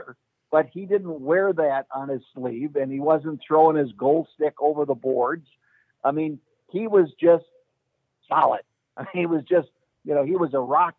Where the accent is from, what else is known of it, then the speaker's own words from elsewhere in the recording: Minneapolis, Minnesota, United States; I grew up on Queen Avenue in Minneapolis, 51st and Queen